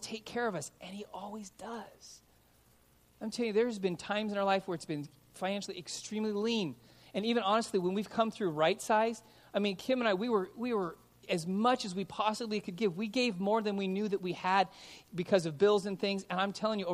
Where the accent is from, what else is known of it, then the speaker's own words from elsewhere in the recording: Los Angeles, California, United States; now in Simi Valley, United States; I grew up in Van Nuys